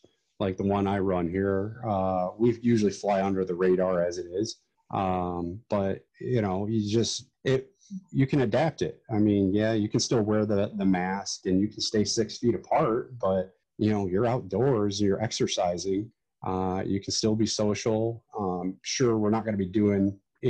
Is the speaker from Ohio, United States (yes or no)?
yes; Ohio, United States; here in my hometown